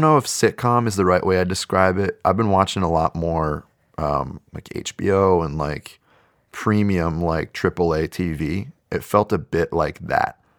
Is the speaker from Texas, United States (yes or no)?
no; South Bay, San Francisco Bay Area, California, United States; I'm from the South Bay, closer to San Jose, more on the peninsula